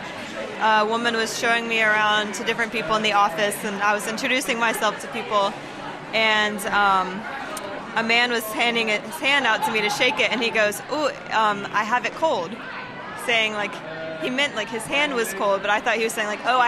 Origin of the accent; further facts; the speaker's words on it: Atlanta, Georgia, United States; moved away as an adult; now in Netherlands; I'm from Atlanta, Georgia, in America.